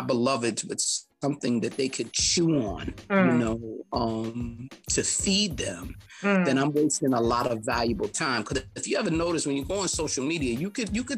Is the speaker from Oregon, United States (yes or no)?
no; New York City, New York, United States; I'm from Harlem, you know, I'm a 60s baby